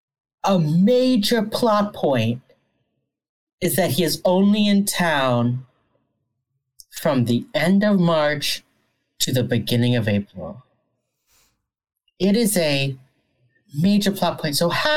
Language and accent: English; Pennsylvania, United States; I grew up near Gettysburg.